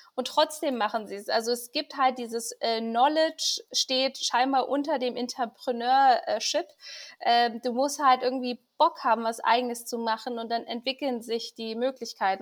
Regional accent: Iran; als gebürtige Iranerin

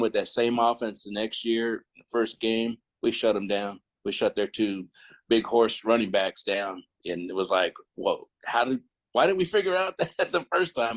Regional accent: Stockton, California, United States; also born or lived in El Cerrito, California; I was born in El Cerrito, uh, pretty tough area. And I was like six years old, we moved up to Stockton until I was, uh, until high school age.

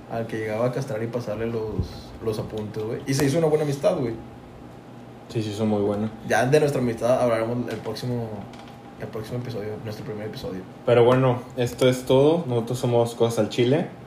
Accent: Tampico, Tamaulipas, Mexico; Somos, de Tampico, güey. Es norte, güey.

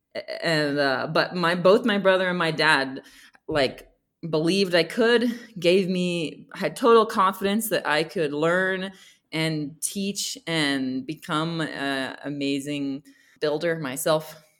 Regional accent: Bethlehem, Pennsylvania, United States; moved away as an adult; also born or lived in Boston, Massachusetts / Mexico; now in Guatemala; I come from Bethlehem Steel, and it is a very historic place and very proud to come from there. So, I lived there. I was born there

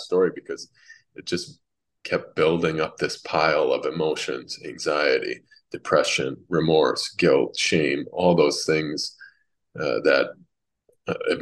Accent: Minnesota, United States; also born or lived in Massachusetts; she moved us out to Minnesota where her father was

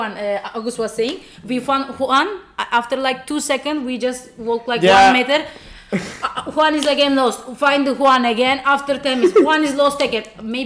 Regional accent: Portugal; I'm from Portugal.

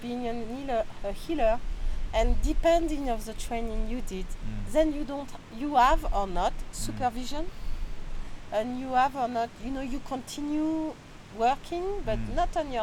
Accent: France; accent: French; English is a second language; also born or lived in Chile; I speak English, well, with my terrible French accent

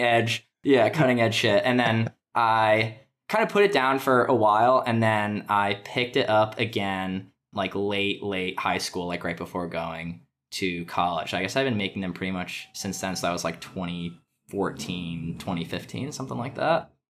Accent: Connecticut, United States; moved away as an adult; now in Brooklyn, United States; I'm from Connecticut

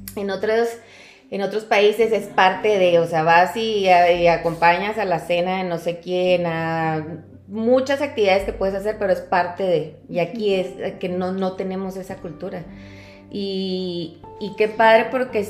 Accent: Cuauhtémoc, Chihuahua, Mexico; Soy eh, originaria de Cuauhtémoc, Chihuahua

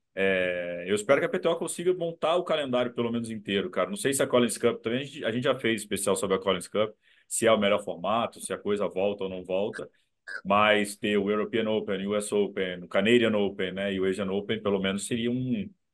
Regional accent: Brazil; eu, eu sou brasileiro, velho. Sou brasileiro

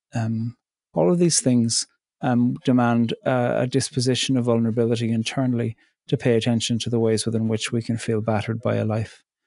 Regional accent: County Cork, Munster, Ireland; moved away as an adult; also born or lived in border between County Fermanagh and Donegal; now in Northern Ireland/Donegal border, Ireland; I'm Irish. I'm from County Cork, and I live in the north on the border between County Fermanagh and Donegal in Ireland

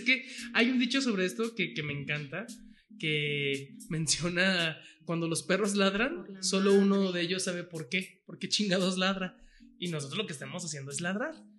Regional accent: San Pedro Tlaquepaque, Jalisco, Mexico; yo que soy de Tlaquepaque

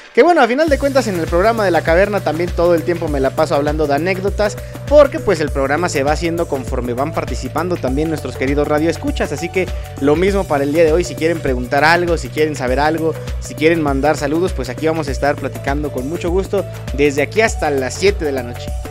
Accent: Acambay, State of Mexico, Mexico; Yo soy de Acambay

